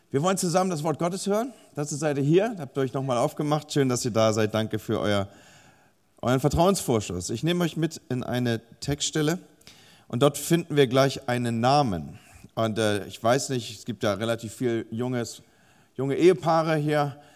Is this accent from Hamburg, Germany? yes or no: yes; Hamburg, Germany; now in Bremen, Germany; ich selber wohne zwar in Bremen, beziehungsweise lebe in Bremen und arbeite in Bremen, aber ich komme ursprünglich aus Hamburg